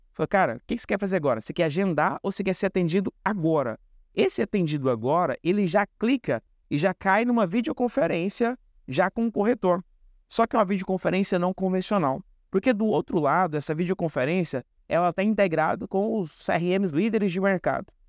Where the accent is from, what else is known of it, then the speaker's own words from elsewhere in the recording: Goiás, Brazil; moved away; da minha terra lá, né, de, de, de Goiás